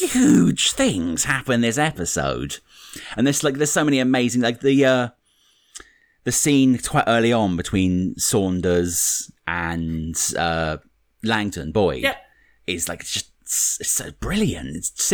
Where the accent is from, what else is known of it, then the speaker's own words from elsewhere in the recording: United Kingdom; Speaking as the resident Brit in the podcast